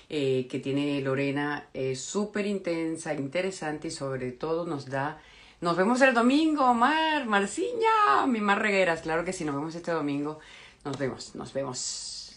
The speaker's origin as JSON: {"language": "Spanish", "region": "Anzoátegui", "country": "Venezuela", "said": "soy de Anzuato"}